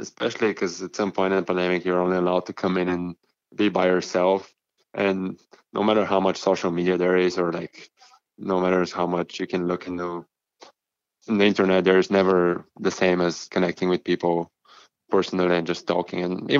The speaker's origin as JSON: {"language": "English", "country": "Bulgaria", "tie": "born or raised there", "second_language": "English", "lives_now": "Winnipeg, California, United States", "said": "We Bulgarian education is pretty, especially in school, is pretty diverse."}